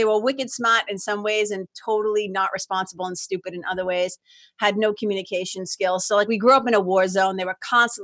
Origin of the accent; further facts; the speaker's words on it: Lawrence, Massachusetts, United States; moved away as an adult; also born or lived in Boston, Massachusetts / Los Angeles, California; now in New Hampshire, United States; I grew up in Lawrence, Mass, which is like 30 miles, little mill town, immigrant city, 30 miles north of Boston